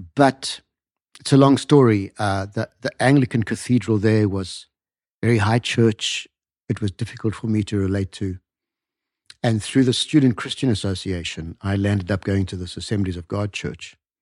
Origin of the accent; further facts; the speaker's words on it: north of Durban, KwaZulu-Natal sugar belt, South Africa; I grew up about 100 kilometers north of there on a sugarcane farm